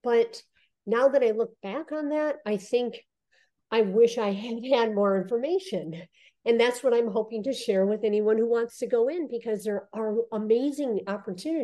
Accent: Michigan, United States; moved away as an adult; also born or lived in New York / California; I was born and raised in Michigan

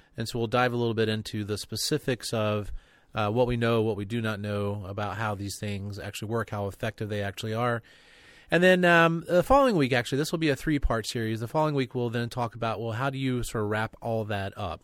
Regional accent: North Carolina, United States; me growing up in North Carolina

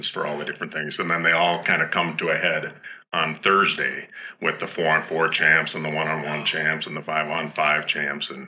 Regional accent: St. Cloud, Minnesota, United States; growing up in St. Cloud, a uh, mile from uh, St. Cloud State's campus.

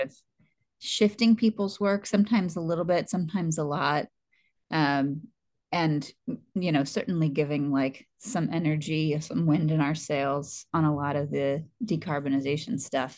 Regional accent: the South, United States; now in California, United States; I'm from the South

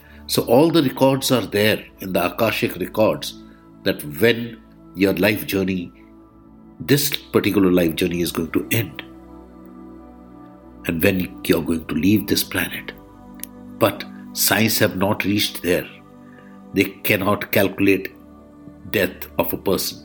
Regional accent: India; I am the Indian monk

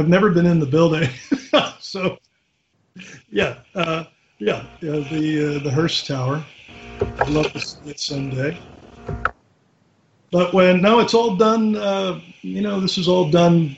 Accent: Philadelphia, Pennsylvania, United States; I grew up in West Philly

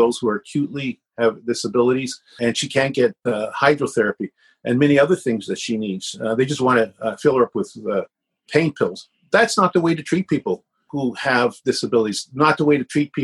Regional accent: Canada; I was born in Canada. My father's born in Canada.

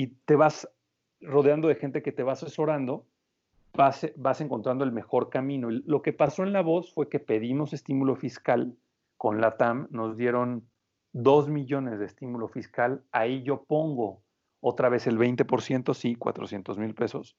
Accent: Morelia, Michoacán, Mexico; moved away as an adult; also born or lived in Spain; now in Mexico City, Mexico; Yo vengo de Morelia, Michoacán

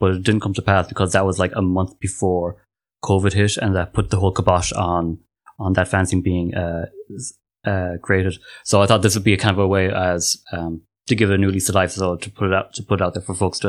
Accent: Ireland; I'm from Ireland, and I am an artist

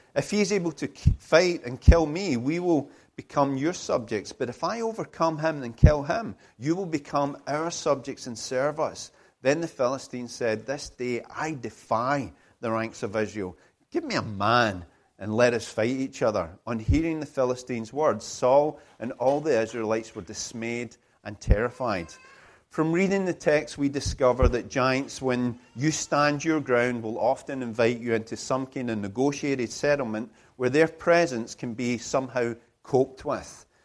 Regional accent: United Kingdom

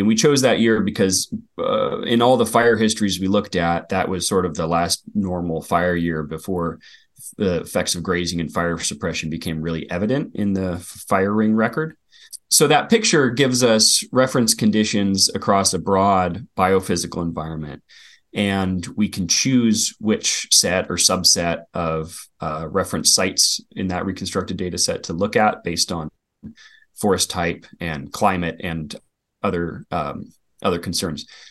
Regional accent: Willamette Valley, Western Oregon, United States; I grew up in Western Oregon, uh, on the outskirts of the Willamette Valley

